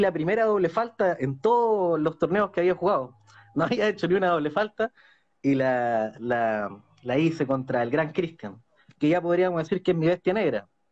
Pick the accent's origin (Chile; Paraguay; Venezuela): Chile; also born or lived in Concepción; soy de Chile y vivo en Concepción.